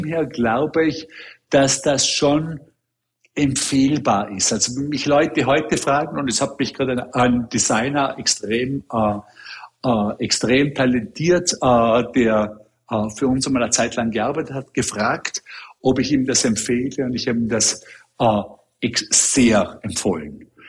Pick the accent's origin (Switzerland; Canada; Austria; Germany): Austria; also born or lived in Hong Kong; now in New York, United States; als Österreicher selber